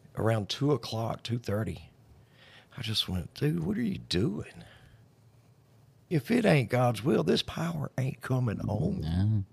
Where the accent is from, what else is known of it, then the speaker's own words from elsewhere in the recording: Blanchard, Louisiana, United States; I'm from Blanchard